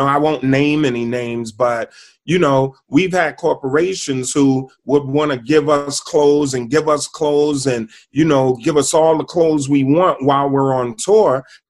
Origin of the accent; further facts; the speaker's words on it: New Jersey, United States; And, you know, we're from Jersey, so we always just go across the George Washington Bridge.